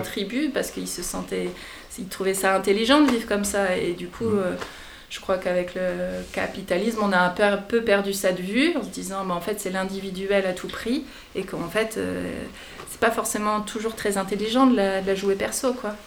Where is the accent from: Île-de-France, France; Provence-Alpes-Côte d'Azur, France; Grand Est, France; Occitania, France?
Grand Est, France; Lorraine, Meuse; now in Combrailles, France; On vient de, de la Lorraine, qui est euh, pareil, un milieu très rural et euh, de la Meuse principalement